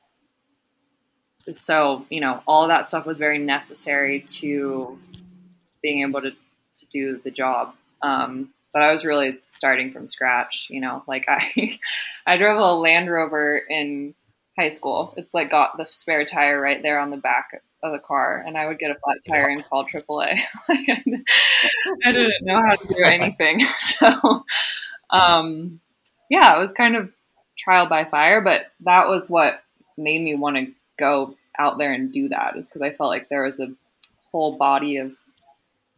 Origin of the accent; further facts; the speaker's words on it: Houston, Texas, United States; moved away as an adult; also born or lived in Washington, D.C. / Colorado; I grew up in Houston, Texas. Lived there until high school graduation